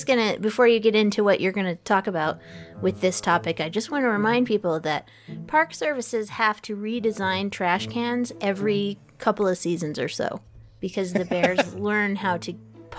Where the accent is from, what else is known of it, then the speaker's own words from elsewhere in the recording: Colorado, United States; I'm from Colorado and my relatives are all from Montana